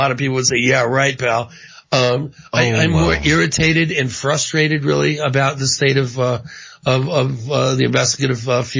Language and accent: English; Washington, United States; also born or lived in Indio, California; my parents lived in Palm Springs. I was born actually in Indio. I think the hospital in Indio, but then I grew up in Washington State, you know, after that.